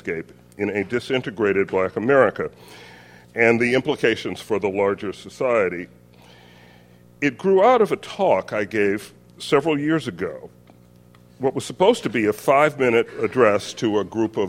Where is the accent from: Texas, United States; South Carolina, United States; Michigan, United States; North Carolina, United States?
South Carolina, United States; Orangeburg; moved away; where I grew up in Orangeburg, South Carolina